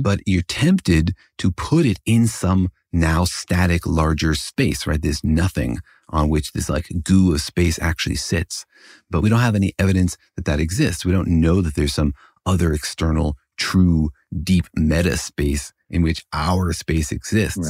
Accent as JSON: {"language": "English", "country": "United States", "said": "I'm an American"}